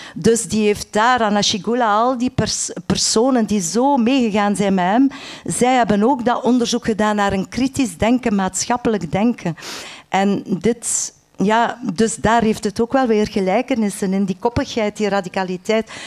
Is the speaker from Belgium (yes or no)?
yes; Menen, Flanders, Belgium; Want ik ben van West-Vlaanderen, ik ben geboren aan de Franse grens in Menen.